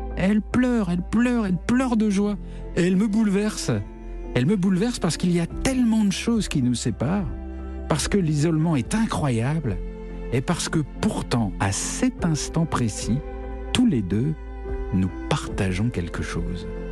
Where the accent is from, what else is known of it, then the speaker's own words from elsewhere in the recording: France; je viens de France